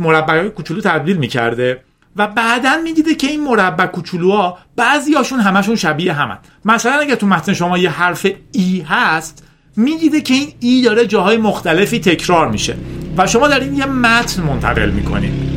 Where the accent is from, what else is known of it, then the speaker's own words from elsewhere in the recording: Iran; به عنوان یک ایرانی